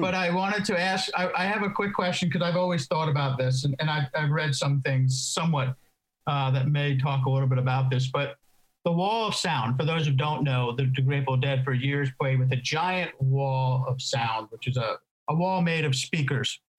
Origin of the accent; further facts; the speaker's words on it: East Coast, United States; now in California, United States; I grew up on the East Coast